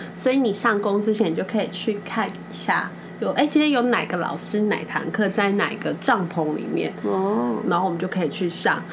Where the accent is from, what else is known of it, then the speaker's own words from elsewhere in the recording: Taiwan; 我们台湾人在我 在欧洲这个文化里面，我真的好，我们是认真又负责的一个角色